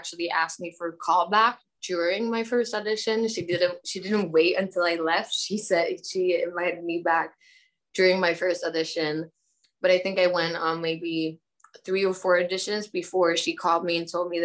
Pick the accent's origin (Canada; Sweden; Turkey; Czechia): Sweden; Stockholm, Stockholm County; I'm born and raised in Stockholm in Sweden